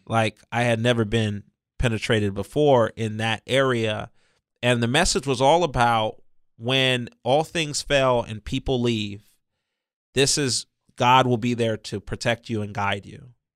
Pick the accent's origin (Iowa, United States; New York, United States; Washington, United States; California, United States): California, United States; San Diego; I was born and raised right here in San Diego County. I was born at Mercy Hospital in Hillcrest